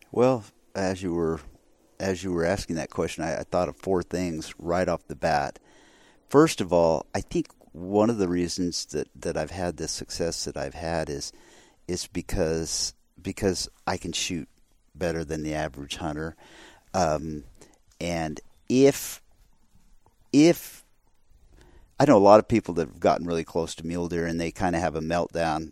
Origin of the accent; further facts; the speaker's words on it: Arizona, United States; I grew up in Arizona. I grew up in the West